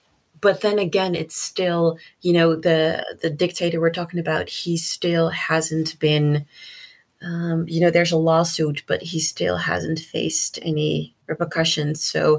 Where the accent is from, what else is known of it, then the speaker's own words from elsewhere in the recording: Netherlands; also born or lived in Suriname; So even though I was born in Suriname, in 1982, my grandpa was murdered in the country due to political reasons. And he was one of 15 people who was killed by this dictator. So we had to move countries. My mom took me and my sister to the Netherlands.